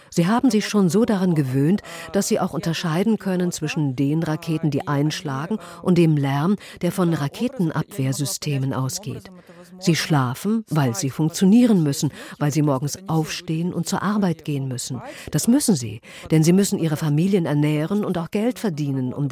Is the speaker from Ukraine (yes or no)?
yes; Ukraine; Da habe ich mir gedacht, ich nutze diese Chance, um in meine Heimat zurückzukehren.